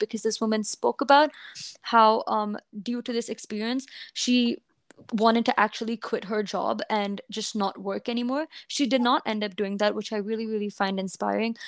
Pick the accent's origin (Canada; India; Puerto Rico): India; I um, was a student or am a student growing up in India